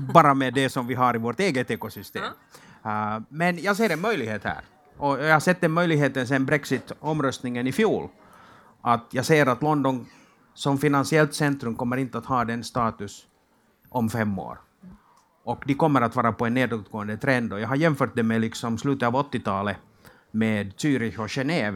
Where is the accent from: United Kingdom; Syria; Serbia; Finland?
Finland; moved away as an adult; now in Sweden; jag kommer från Finland och flyttade för 18 månader sedan över, över till Sverige